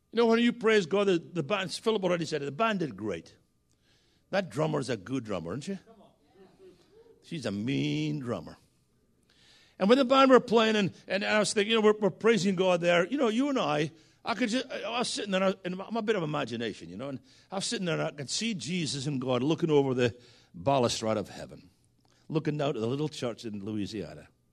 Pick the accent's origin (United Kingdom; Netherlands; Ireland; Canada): United Kingdom; Scotland; moved away; Yes, I'm Scottish. And we often used to say back in Scotland